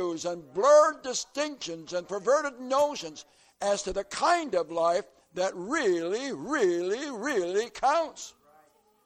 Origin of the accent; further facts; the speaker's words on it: southern Florida, United States; And I come from way down in southern Florida, where it's warm and hot.